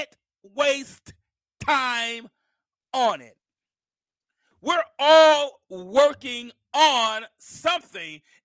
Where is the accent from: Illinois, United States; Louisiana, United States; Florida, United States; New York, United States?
New York, United States; Mount Vernon; now in Alabama, United States; I'm from Mount Vernon, New York, and my grandmother lived here in Alabama